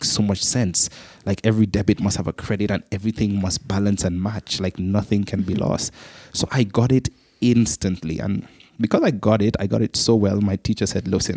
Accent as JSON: {"language": "English", "country": "Antigua & Barbuda", "tie": "born or raised there", "said": "I grew up in the Caribbean island of Antigua, twin island state of Antigua and Barbuda"}